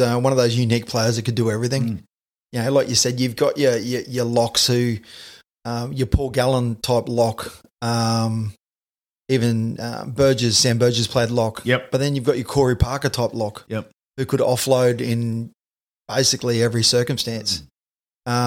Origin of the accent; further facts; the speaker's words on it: North Queensland, Australia; I grew up in North Queensland.